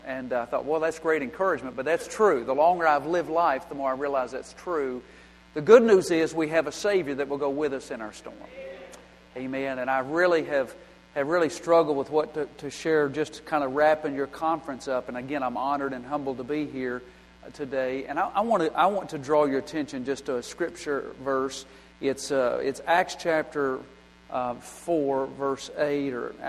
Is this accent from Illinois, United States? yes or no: no; Bowling Green, Kentucky, United States; I grew up in Kentucky. I grew up in Bowling Green, Kentucky. And was a member of a Glendale Baptist Church for many years.